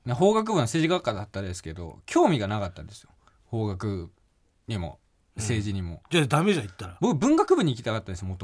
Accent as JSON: {"language": "Japanese", "region": "Okayama", "country": "Japan", "tie": "born or raised there", "accent": "Okayama dialect", "moved": "as an adult", "lives_now": "Tokyo, Japan", "said": "その俺が方言しか喋れなかったっていう、うん、その岡山で生まれ育ってずっと岡山弁を喋ってきてさ、"}